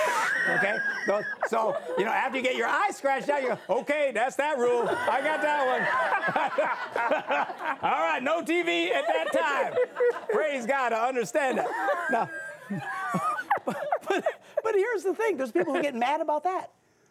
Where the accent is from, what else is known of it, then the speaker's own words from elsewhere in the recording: Green Bay, Wisconsin, United States; I'm from Green